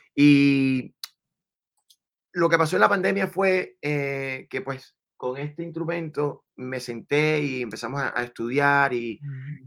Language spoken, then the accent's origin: Spanish; Venezuela; now in Miami, United States; yo sí nací en Venezuela, mamá colombiana, papá dominicano.